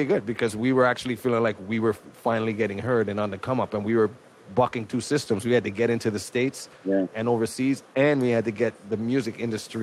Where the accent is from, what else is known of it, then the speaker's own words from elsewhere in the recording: Toronto, Ontario, Canada; I'm actually from Toronto, Scarborough to be exact